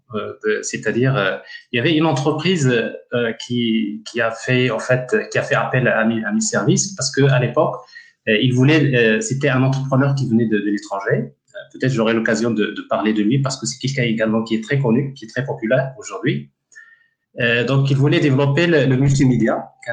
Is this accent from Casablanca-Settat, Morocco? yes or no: no; Ouarzazate, Drâa-Tafilalet, Morocco; un village um, qui s'appelle Isfoutalil donc Isfoutalil est un village à l'entrée de, la ville de Ouarzazate et c'est un village euh, en fait euh, là où j'ai grandi